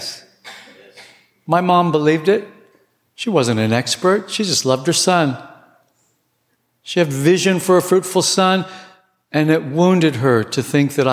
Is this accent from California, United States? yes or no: yes; Southern California, United States; I grew up in Southern California